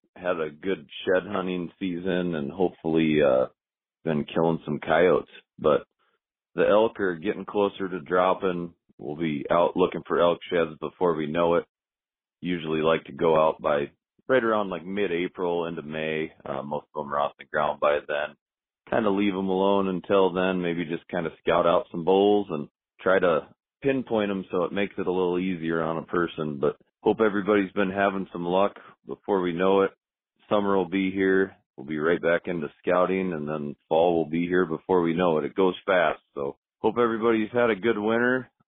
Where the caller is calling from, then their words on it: Calgary, Alberta, Canada; I'm calling from Calgary, Alberta, Canada